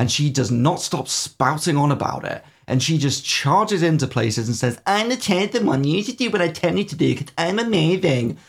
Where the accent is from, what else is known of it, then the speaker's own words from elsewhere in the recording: United Kingdom; we are horribly British